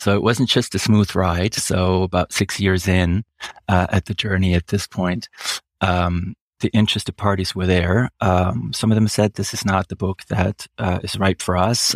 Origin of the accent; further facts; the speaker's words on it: Switzerland; first language German; English is a second language; moved away; I am Swiss